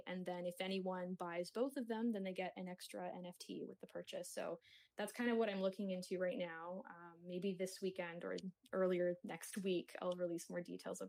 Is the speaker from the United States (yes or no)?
no; Kingston, Ontario, Canada; It's just like a landscape of these lilacs outside of my hometown, Kingston, Ontario.